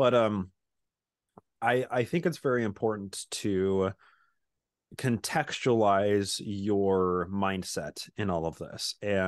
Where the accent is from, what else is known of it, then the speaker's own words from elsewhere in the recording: Utah, United States; So I grew up in Utah. I'm a Bic Mormon, born in the covenant, pioneer heritage, blue Mormon blood in my veins. So I grew up just in a suburb of Salt Lake City, essentially.